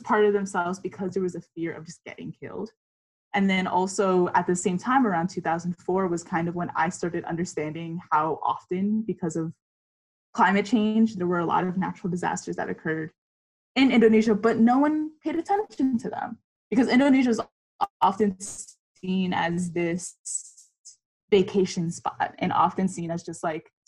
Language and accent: English; New York City, New York, United States; growing up in New York City and being born and raised in Queens, New York